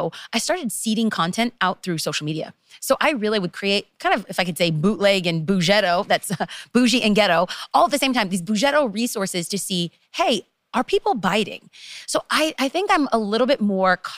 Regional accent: Los Angeles, California, United States; I am from Los Angeles, and to be specific, East Los Angeles

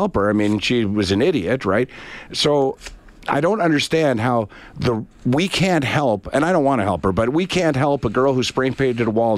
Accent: Canada; as a Canadian

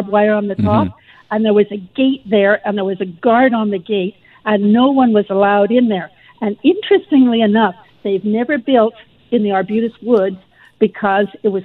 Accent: Victoria, British Columbia, Canada; now in New Westminster, Canada; I grew up in Victoria

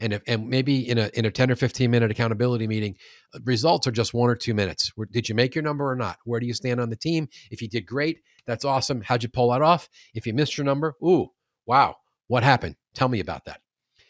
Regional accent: New York, United States; also born or lived in Queens; now in St. Louis, United States; I was born in Queens. Yeah. And I'm fat because I love New York pizza.

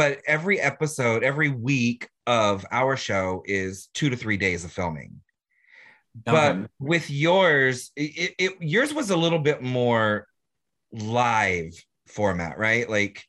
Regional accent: Florida, United States; we're from Florida.

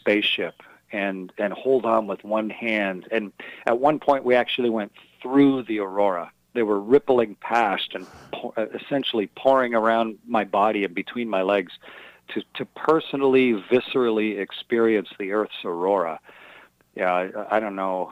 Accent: Milton, Ontario, Canada; moved away as an adult; also born or lived in Sarnia, Ontario / Russia / United States; I was born in Sarnia, and then my folks have a farm near Milton, so I was raised in those two places

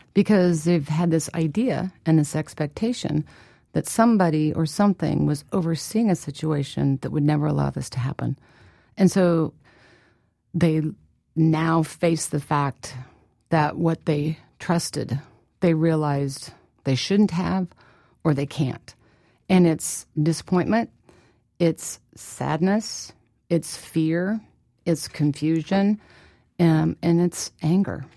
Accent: Midwest, United States; I was born and raised in the Midwest

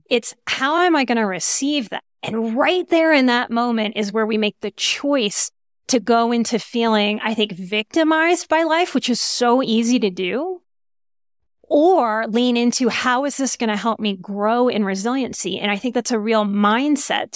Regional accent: New Orleans, Louisiana, United States; moved away; also born or lived in Texas / Colorado; I'm from New Orleans

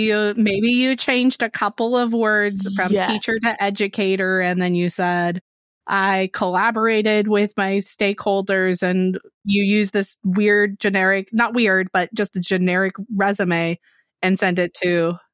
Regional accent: California, United States; Yeah, California, so same.

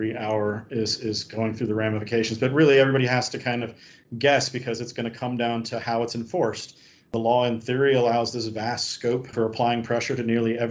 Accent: United States; now in Hong Kong; I'm an American

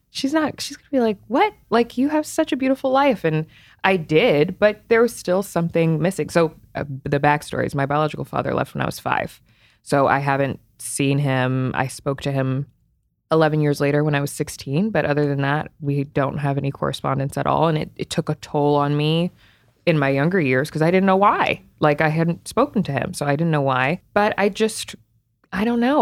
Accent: Potomac, Maryland, United States; also born or lived in Cleveland, Ohio; I was born in Cleveland, raised in Potomac, Maryland, though, so, like, right outside of D C

